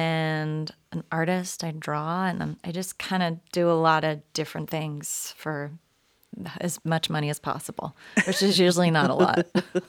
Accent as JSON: {"language": "English", "town": "San Diego", "region": "California", "country": "United States", "tie": "born or raised there", "also_born_or_lived": "Los Angeles", "said": "I am from San Diego. I grew up in North County in Rancho Bernardo, right on the edge of Arby and Poway. And I've been living in LA, but I moved back to my parents' house in nice. October."}